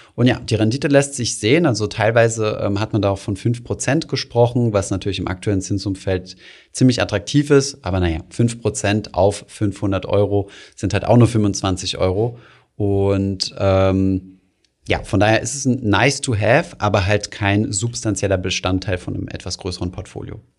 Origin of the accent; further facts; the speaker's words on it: Germany; als Deutsche